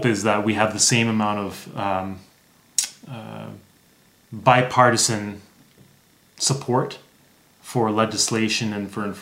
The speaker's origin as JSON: {"language": "English", "region": "Northern Ontario", "country": "Canada", "tie": "born or raised there", "moved": "yes", "lives_now": "Alberta, Canada", "said": "I grew up in Northern Ontario, so I actually lived in an area where you had to import the gas, and it was really remote."}